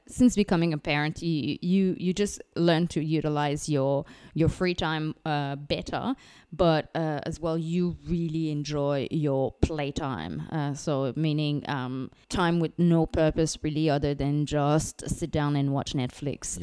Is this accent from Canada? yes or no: yes; Canada; now in Singapore; I'm, I'm French Canadian, uh, living in Singapore with my husband, Luke